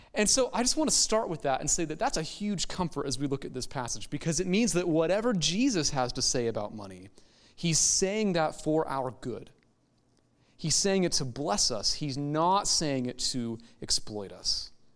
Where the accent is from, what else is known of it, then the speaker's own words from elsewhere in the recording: United States; American Christians